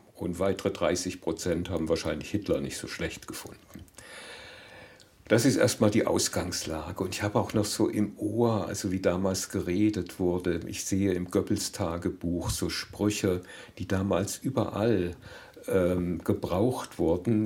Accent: Germany; für uns Deutsche, die wir hier als Deutsche seit vier Generationen leben.

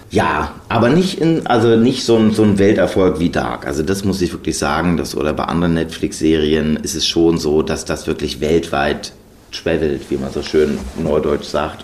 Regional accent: Germany; wir sind in Deutschland zur Schule gegangen

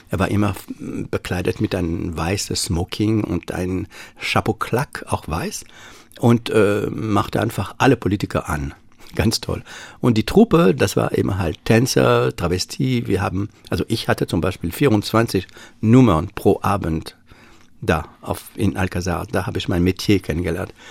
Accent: Paris, Île-de-France, France; accent: Parisian; German is a second language; Und man merkt mit meinem Akzent, dass ich natürlich, also ich kann meine Pariser Wurzel nicht

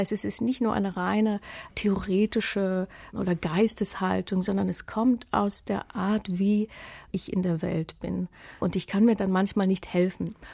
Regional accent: Germany; ich habe Russisch gelernt. Ich komme aus der DDR. Ich bin in der dritten Klasse in eine Russischklasse gekommen. Es war meine erste Fremdsprache.

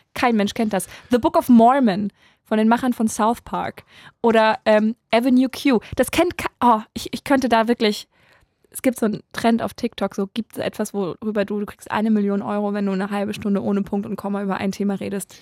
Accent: Saarland, Germany; ich komme aus dem SR-Gebiet. Das ist nochmal eine ganz ja, Saarland, andere

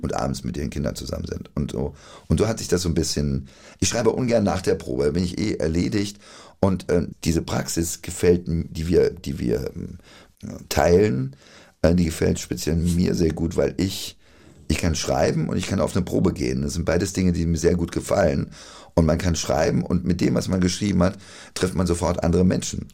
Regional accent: Friedberg, Hesse, Germany; accent: Dorheimer Platt; moved away; also born or lived in Berlin; da, wo ich aufgewachsen bin, ich bin in Dorheim auch geboren.

